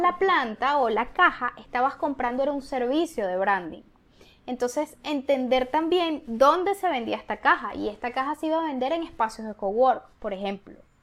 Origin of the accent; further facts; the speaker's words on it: Venezuela; moved away; aunque somos venezolanas, somos latinas